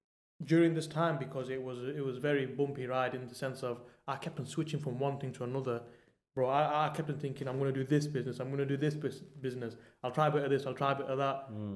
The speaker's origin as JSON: {"language": "English", "town": "Manchester", "region": "North West England", "country": "United Kingdom", "tie": "born or raised there", "also_born_or_lived": "Germany", "said": "I'm from Manchester."}